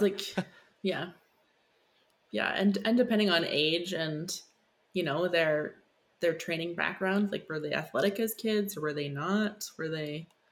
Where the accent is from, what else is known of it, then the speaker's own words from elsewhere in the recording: Saskatchewan, Canada; I'm from Saskatchewan